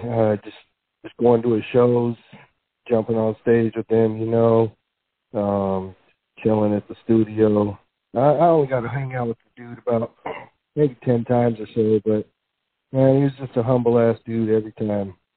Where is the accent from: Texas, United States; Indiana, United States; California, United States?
California, United States; San Jose; also born or lived in Livermore, California; I was born and raised in San Jose, grew up there, and then actually moved to uh, Livermore in the East Bay in high school